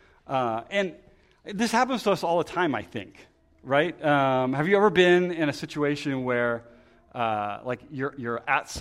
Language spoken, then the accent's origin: English; Lancaster, Pennsylvania, United States; moved away; I'm from Lancaster